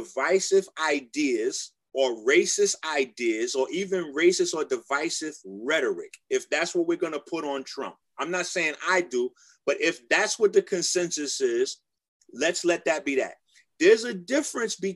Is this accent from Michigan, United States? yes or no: yes; Detroit, Michigan, United States; moved away; also born or lived in Philadelphia / New York; I lived in Detroit, New York, I was raised in Detroit